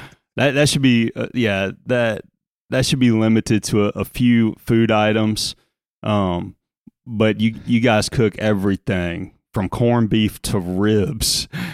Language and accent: English; Louisiana, United States; accent: South Louisiana; now in Indiana, United States; While there are still obviously vestiges of my South Louisiana accent, I sound a whole lot more like a Hoosier today than I did 20 years ago.